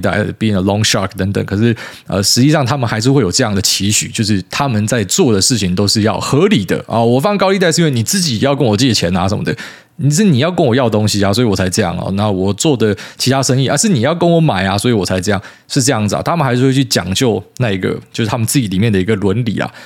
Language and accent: Chinese; Miaoli County, Taiwan; 我们在苗栗长大啊